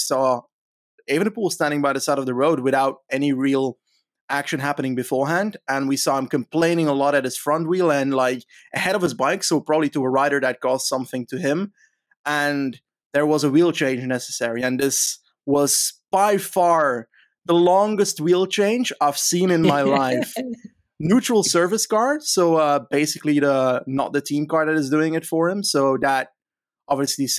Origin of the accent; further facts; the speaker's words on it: Flanders, Belgium; I'm from Flanders